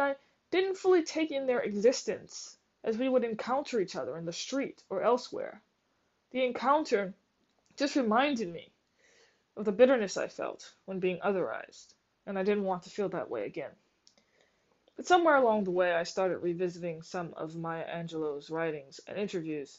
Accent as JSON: {"language": "English", "town": "New Orleans", "region": "Louisiana", "country": "United States", "tie": "born or raised there", "said": "I grew up in New Orleans, in a middle-class family, in a two-parent home"}